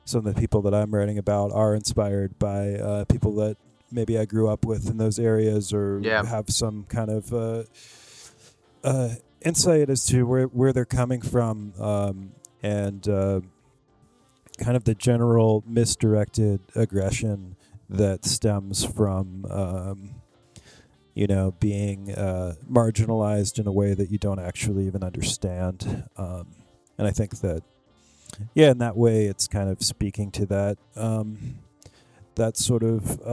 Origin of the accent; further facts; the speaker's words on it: Cincinnati, Ohio, United States; also born or lived in Palm Springs; now in Los Angeles, United States; I'm originally from Southern Ohio, and I'm from not just I'm from Cincinnati, but I'm also from the suburbs on the east side of Cincinnati